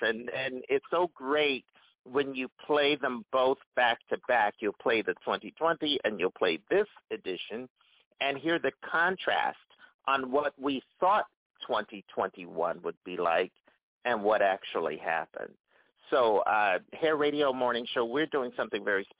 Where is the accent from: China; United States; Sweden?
United States; Philadelphia, Pennsylvania; I'm from Philadelphia